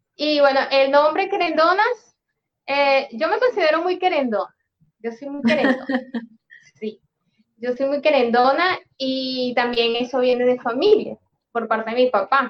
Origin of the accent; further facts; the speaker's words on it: Venezuela; moved away as an adult; now in Peru; cuando salimos de Venezuela